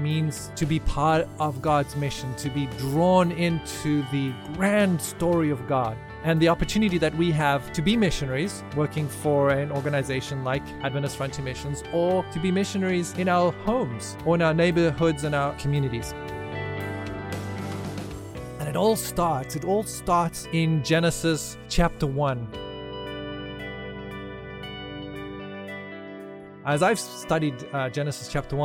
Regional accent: South Africa; moved away as an adult; I grew up in South Africa

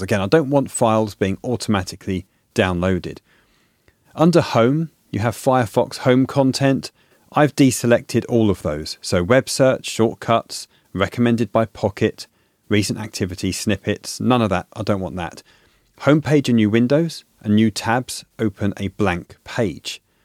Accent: United Kingdom; moved away; In the U K, where I'm originally from, as you can tell from my accent

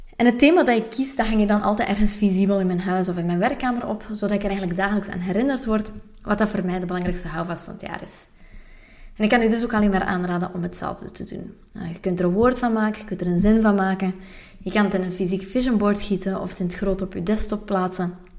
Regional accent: West Flanders, Belgium; now in Antwerp, Belgium; als West-Vlaming

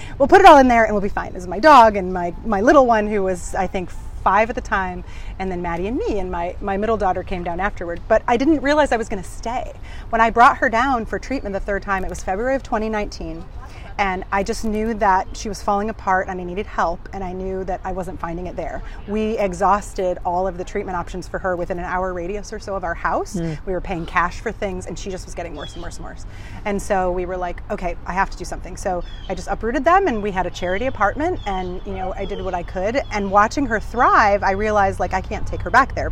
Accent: Ohio, United States; moved away as an adult; now in St. Petersburg, United States; I grew up in Ohio. I've been Ohio born and raised

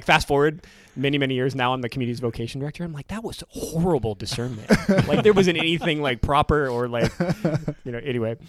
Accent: Nebraska, United States; moved away as an adult; now in New York City, United States; I'm from Nebraska. Go team, not too far from Ohio. And sorry about that. But living in New York City, a lot different than Nebraska.

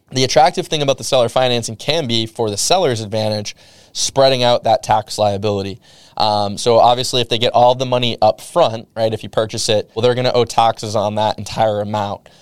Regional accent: New England, United States; I'm from New England

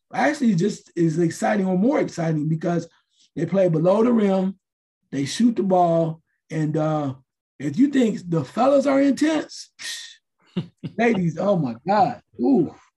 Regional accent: Dayton, Ohio, United States; I'm from Dayton

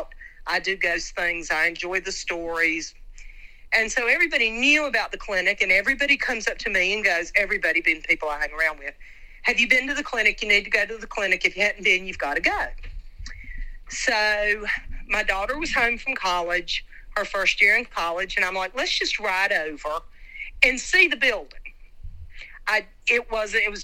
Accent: Wilkes County, North Carolina, United States; I grew up in Wilkes County

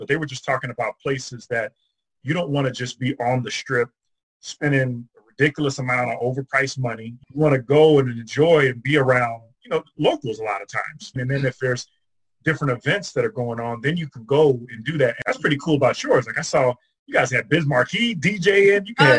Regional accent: Chicago, Illinois, United States; now in Las Vegas, United States; I'm originally from Chicago

